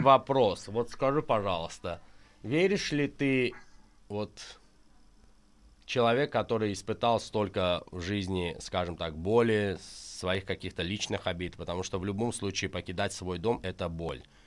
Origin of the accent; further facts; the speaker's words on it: Azerbaijan; я азербайджанец из Азербайджана, который любит свою родину и живет тут